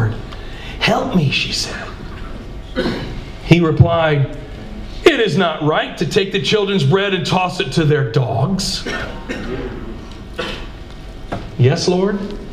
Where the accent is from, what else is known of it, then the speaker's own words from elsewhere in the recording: Georgia, United States; I'm from Georgia.